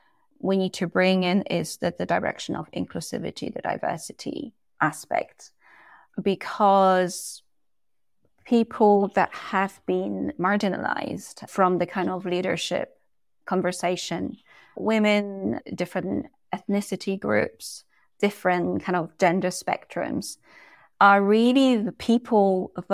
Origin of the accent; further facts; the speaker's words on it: Poland; And again, I came from Poland and I speak multiple languages, and whichever language I speak, there is a different persona that comes with that as well.